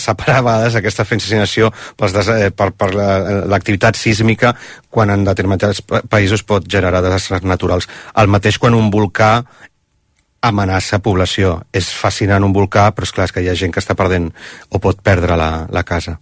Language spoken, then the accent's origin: Catalan; Barcelona, Catalonia, Spain; born or raised there; moved away as an adult; now in Iceland